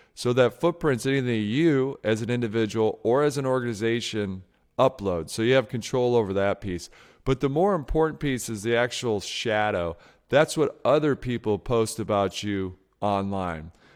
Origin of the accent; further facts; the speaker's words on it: outside of Detroit, Michigan, United States; when I was a kid growing up outside of Detroit, Michigan